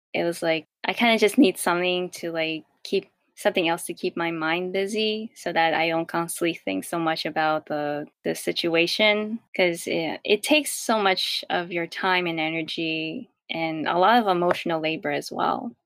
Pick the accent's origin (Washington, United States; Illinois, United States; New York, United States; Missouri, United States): New York, United States; also born or lived in Queens, New York / Rockland County, New York; I was born, raised, and I still live in New York